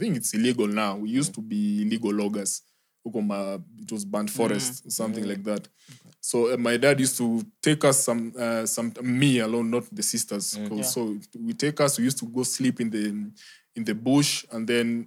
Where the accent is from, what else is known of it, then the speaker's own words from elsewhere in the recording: Kenya; moved away as an adult; also born or lived in Nyamira / Suneka / Nandi Hills / Limuru; now in Nairobi, Kenya; all my life, I was raised in Kisii